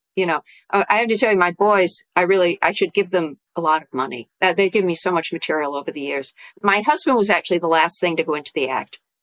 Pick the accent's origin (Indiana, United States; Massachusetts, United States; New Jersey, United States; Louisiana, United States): Massachusetts, United States; also born or lived in New York / Tokyo, Japan; now in Connecticut, United States; I grew up in Massachusetts